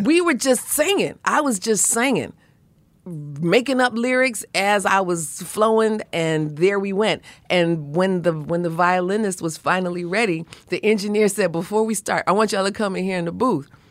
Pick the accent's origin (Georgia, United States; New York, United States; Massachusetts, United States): New York, United States; New York City; where I grew up in Brooklyn